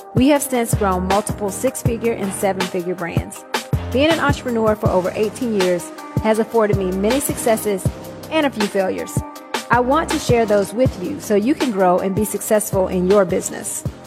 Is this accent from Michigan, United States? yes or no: no; Atlanta, Georgia, United States; I am from Atlanta, Georgia, also known as Hot Atlanta